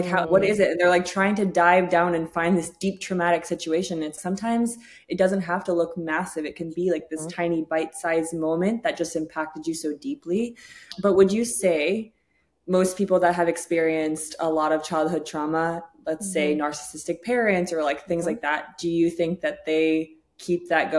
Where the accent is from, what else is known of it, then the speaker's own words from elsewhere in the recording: England, United Kingdom; born there; moved away; Although I was born in England, we moved over here.